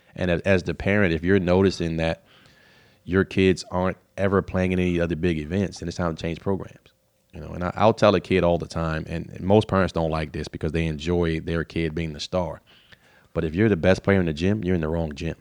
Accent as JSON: {"language": "English", "town": "Baltimore", "region": "Maryland", "country": "United States", "tie": "born or raised there", "also_born_or_lived": "Dundalk, Maryland / Tennessee", "said": "I grew up in East Baltimore off of, uh, North Avenue in Rutland"}